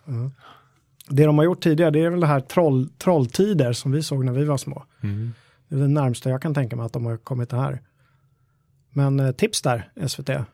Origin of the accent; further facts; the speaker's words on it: Stocksund, Stockholm County, Sweden; Där jag växte upp i Stocksund